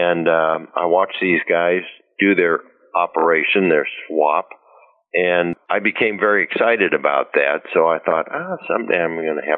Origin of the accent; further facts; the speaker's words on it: Chicago, Illinois, United States; moved away as an adult; now in Riverside, United States; Well, probably starting in college, you know, I moved from Chicago to Riverside, and I wasn't really interested in school that much.